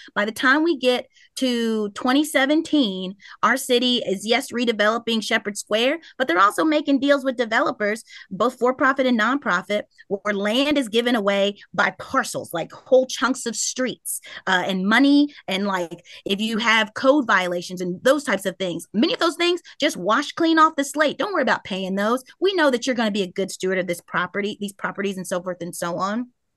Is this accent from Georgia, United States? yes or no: no; Louisville, Kentucky, United States; I grew up in Smoke Town